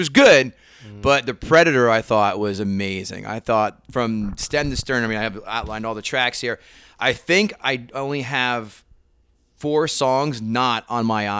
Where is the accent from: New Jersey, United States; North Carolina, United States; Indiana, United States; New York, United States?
New Jersey, United States; Princeton; I grew up in Princeton, so it wasn't that many black guys running around that town.